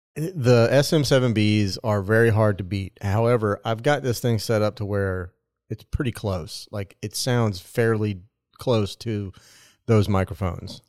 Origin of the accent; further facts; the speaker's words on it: Nebraska, United States; moved away; I am from Nebraska